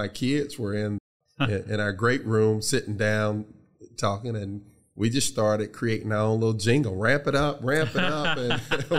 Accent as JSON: {"language": "English", "town": "Columbus", "region": "Georgia", "country": "United States", "tie": "born or raised there", "said": "received a scholarship to Columbus State University, which is in my hometown, Columbus, Georgia."}